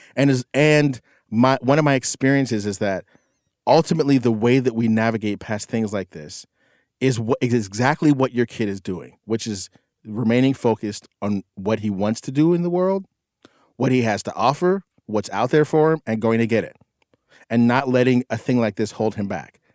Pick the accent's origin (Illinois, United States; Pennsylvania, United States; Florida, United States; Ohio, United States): Pennsylvania, United States; McKeesport; moved away; I went back to my hometown, which is one of the most like, just destroy, like, economically destroyed towns in the nation. This town in McKeesport, Pennsylvania